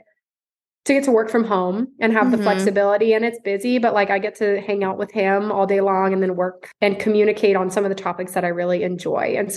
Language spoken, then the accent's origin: English; Central California, United States; moved away as an adult; now in Dallas, United States; I was born and raised in Central California.